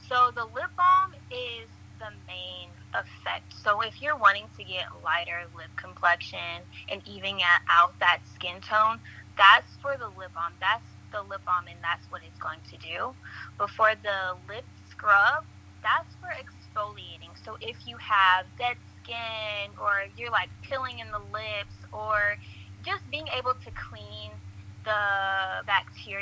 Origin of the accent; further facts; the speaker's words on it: College Park, Georgia, United States; I'm from College Park, Georgia